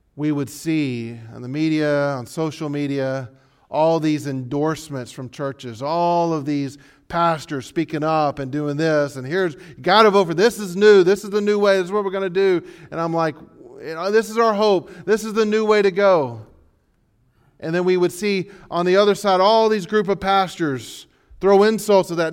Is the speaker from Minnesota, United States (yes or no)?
no; Texas, United States; we're from Texas